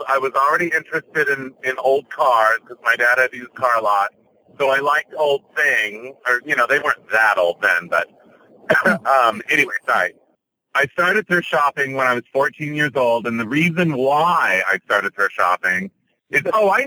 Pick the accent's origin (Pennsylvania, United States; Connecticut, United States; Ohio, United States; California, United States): California, United States; Ontario; also born or lived in Los Angeles, California; I grew up in Ontario, California